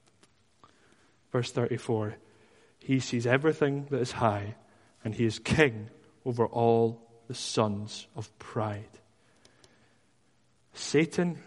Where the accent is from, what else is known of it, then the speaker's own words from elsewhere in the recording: Dundee, Scotland, United Kingdom; I was from Dundee